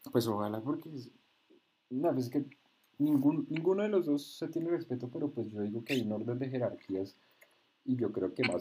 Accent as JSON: {"language": "Spanish", "country": "Colombia", "said": "nosotros como colombianos, le tenemos, colombianos le tenemos un cariñito"}